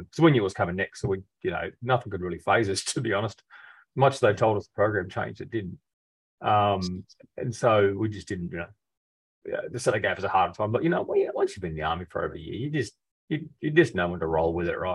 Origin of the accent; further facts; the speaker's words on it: Rockhampton, Queensland, Australia; also born or lived in Adelaide / Brisbane; I was from Rockhampton, enlisted in Brisbane.